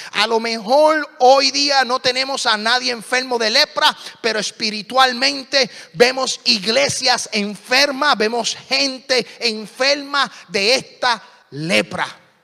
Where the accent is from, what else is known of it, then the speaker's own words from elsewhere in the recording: Puerto Rico; hablo muy rápido, pero soy puertorriqueño.